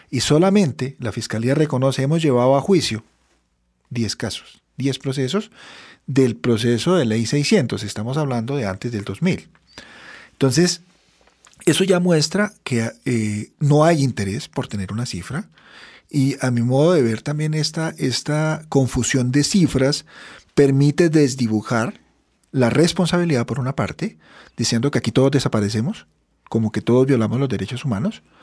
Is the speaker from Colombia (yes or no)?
yes; Colombia; Yo como ciudadano colombiano, eh, en un Estado social de derecho